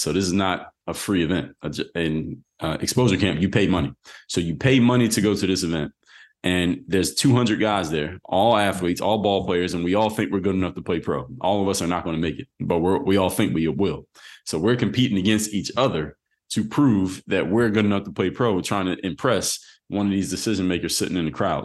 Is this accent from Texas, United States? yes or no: no; Philadelphia, Pennsylvania, United States; I'm from Philly